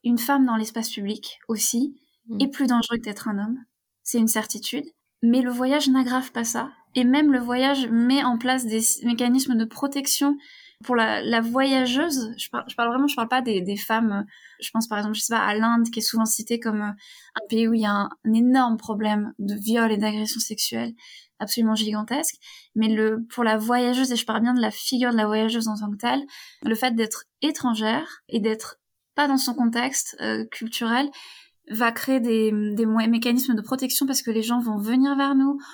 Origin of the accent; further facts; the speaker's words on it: near Rennes, Brittany, France; moved away; also born or lived in Turkey; j'ai grandi euh, près de Rennes